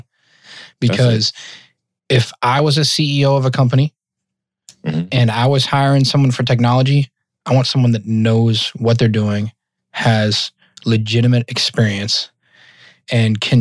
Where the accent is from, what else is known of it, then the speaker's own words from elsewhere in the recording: Massachusetts, United States; moved away; also born or lived in Colorado / Northern Virginia; I'm originally from Massachusetts.